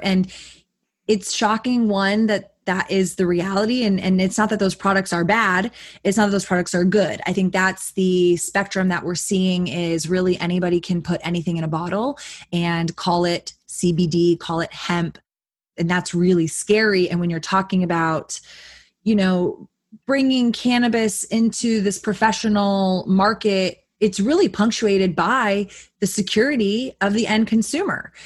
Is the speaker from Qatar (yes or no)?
no; Austin, Texas, United States; born raised in Austin, growing up in Texas